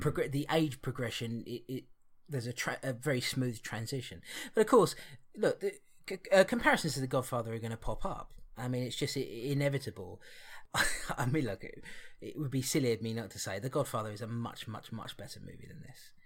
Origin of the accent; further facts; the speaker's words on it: Barnet, London, United Kingdom; I was born in Barnet